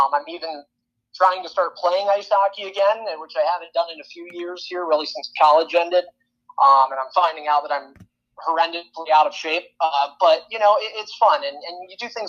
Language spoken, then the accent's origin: English; Sunbury, Pennsylvania, United States; moved away as an adult; also born or lived in Peoria, Illinois; I'm from Pennsylvania, so in a little town of nowhere called Suntbury, PA